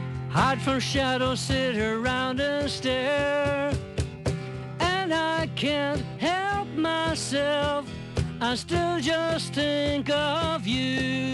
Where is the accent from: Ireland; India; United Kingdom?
Ireland; Ulster; We're from Donegal, after all.